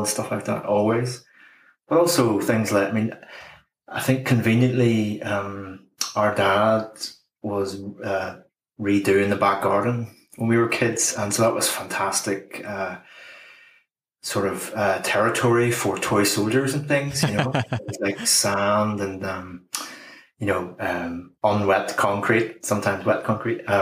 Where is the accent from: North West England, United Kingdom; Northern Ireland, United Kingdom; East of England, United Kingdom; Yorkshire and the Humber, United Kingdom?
Northern Ireland, United Kingdom; Bangor; I grew up in Bangor.